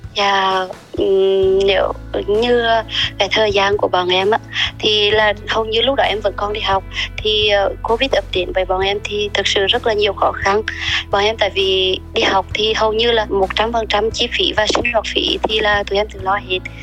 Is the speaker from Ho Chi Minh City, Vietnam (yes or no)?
no; Huế, Thua Thien Hue, Vietnam; accent: central Vietnamese; moved away as an adult; also born or lived in Japan; giọng quê gốc của em ạ em sinh thì sinh ra tại huế và sinh lớn lên tại huế luôn